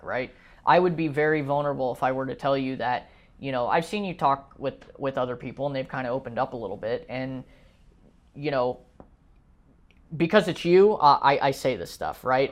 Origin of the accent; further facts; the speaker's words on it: United States; as an American